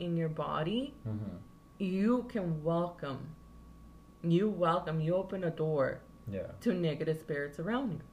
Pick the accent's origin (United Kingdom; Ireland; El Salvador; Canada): El Salvador; moved away; I grew up in El Salvador, where, in this old house of my grandma